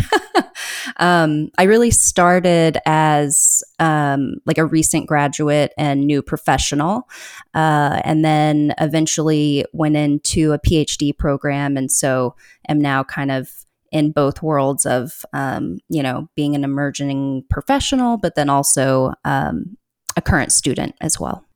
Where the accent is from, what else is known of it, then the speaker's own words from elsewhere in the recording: Austin, Texas, United States; now in Oregon, United States; I consider myself to, uh, have grown up in Austin